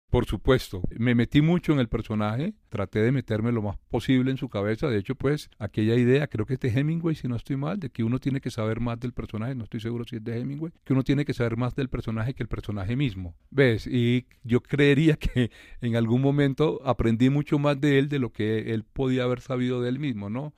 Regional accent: Valledupar, Cesar, Colombia; accent: vallenato; con todo nuestro cantadito, con todo nuestro dejo

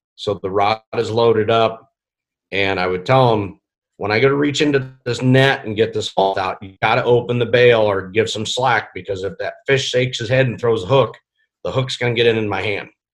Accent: Iowa, United States; now in Nebraska, United States; I was born in Iowa

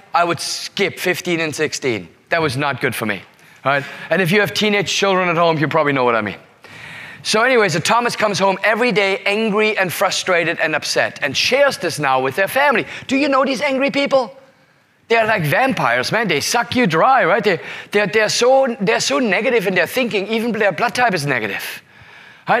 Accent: Singapore; I say, Singapore.

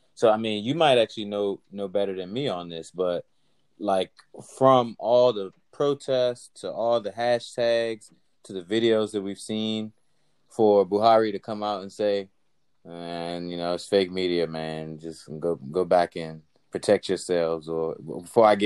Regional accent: United States; growing up in the States

